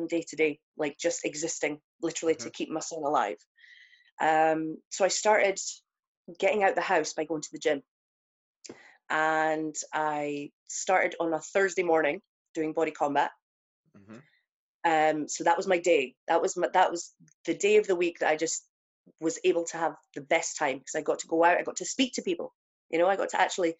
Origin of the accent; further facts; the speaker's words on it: Aberdeen, Scotland, United Kingdom; also born or lived in Motherwell; I stay in Aberdeen, but I was born in Motherwell. Mm-hmm. So I've been in Aberdeen since I was about 6 years old.